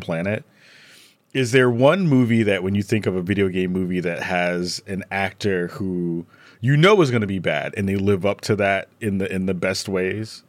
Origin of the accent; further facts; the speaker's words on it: New York City, New York, United States; I'm from the Bronx.